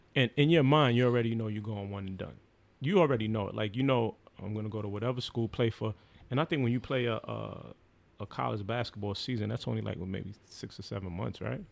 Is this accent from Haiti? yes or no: yes; Haiti; I'm Haitian